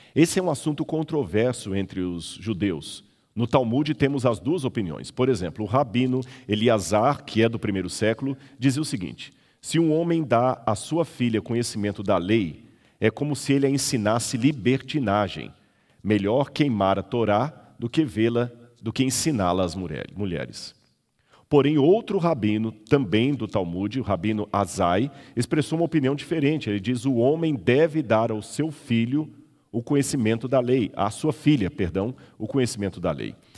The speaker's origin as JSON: {"language": "Portuguese", "region": "Minas Gerais", "country": "Brazil", "also_born_or_lived": "São Paulo", "moved": "yes", "said": "Eu sou mineiro, não conhecia mar"}